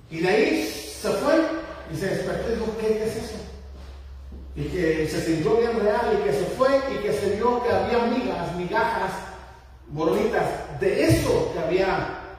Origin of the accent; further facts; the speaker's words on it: Mexico; moved away; En mi país, en, México